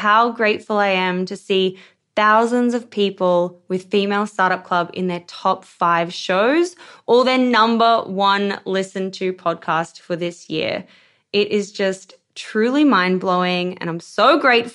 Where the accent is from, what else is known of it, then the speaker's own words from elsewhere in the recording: Queensland, Australia; I'm a Queensland girl